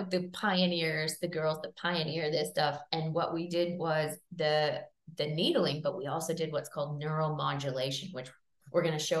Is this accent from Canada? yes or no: yes; Canada; now in Australia; I'm a Canadian by birth, but I've lived in Australia for ages.